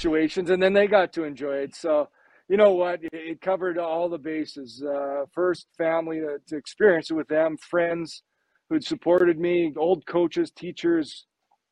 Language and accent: English; Neepawa, Manitoba, Canada; living in Nipaw, Manitoba